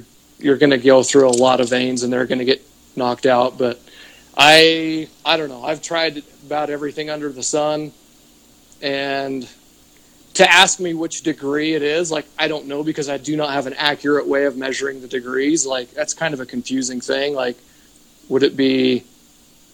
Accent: Utah, United States; I'm from Utah

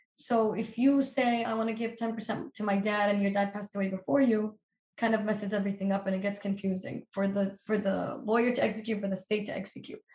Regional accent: Palestine; moved away; I'm from Palestine.

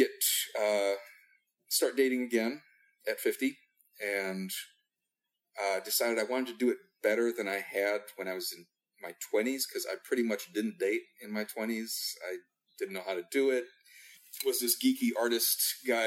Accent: Midwest, United States; also born or lived in Europe / California; So I grew up in the Midwest, had a couple of years in Europe at different points growing up

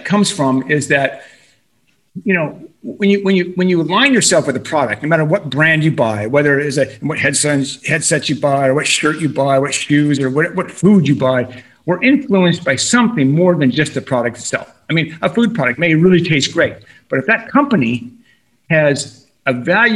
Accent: Boulder, Colorado, United States; also born or lived in California; I'm born and raised in Boulder, you know, so I'm a Colorado boy

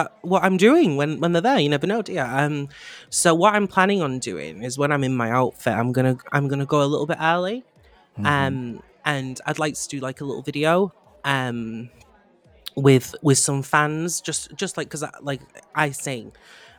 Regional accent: Manchester, North West England, United Kingdom; I'm from Manchester

